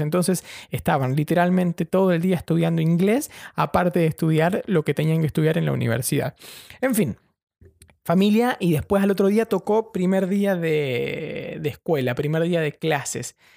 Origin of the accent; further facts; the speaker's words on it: Argentina; moved away as an adult; also born or lived in Brighton; now in London, United Kingdom; soy un periodista argentino viviendo en Londres